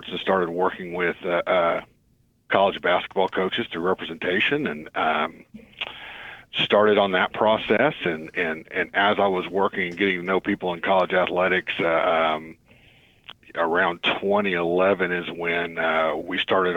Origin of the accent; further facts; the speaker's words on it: Tulsa, Oklahoma, United States; growing up in Tulsa, I was known as the high school kid who coached all the youth league basketball teams